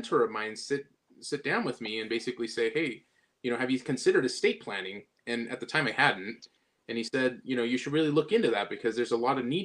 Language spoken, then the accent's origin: English; Southern California, United States; originally I'm from Southern California